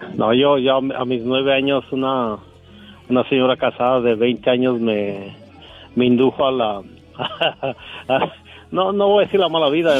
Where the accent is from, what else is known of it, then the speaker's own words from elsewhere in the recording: Michoacán, Mexico; yo soy un producto de Michoacán, México